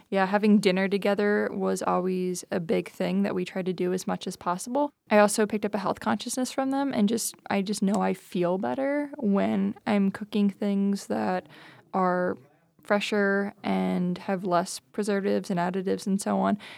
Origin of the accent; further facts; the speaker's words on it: New Jersey, United States; moved away; I'm from New Jersey. I grew up out there